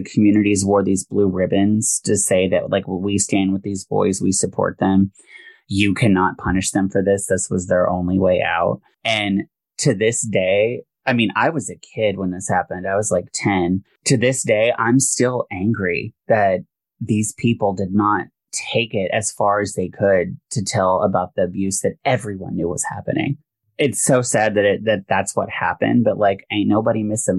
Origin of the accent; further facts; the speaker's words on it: Chickasha, Oklahoma, United States; moved away; also born or lived in Seattle; So I grew up in Chickasha, Oklahoma.